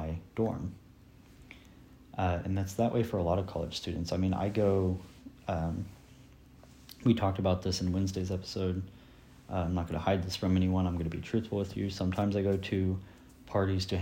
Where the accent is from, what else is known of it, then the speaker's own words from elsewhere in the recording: Sabetha, Kansas, United States; moved away as an adult; now in Emporia, United States; The last time I went back to my hometown to visit family and such, it felt weird for me because in Sabetha, it's not mandated that we wear a mask in public